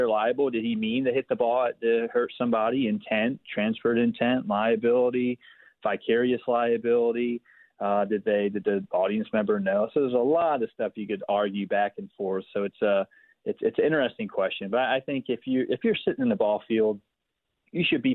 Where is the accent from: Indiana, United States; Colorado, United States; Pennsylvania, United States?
Pennsylvania, United States; Philadelphia; I grew up in Philadelphia, the city of brotherly love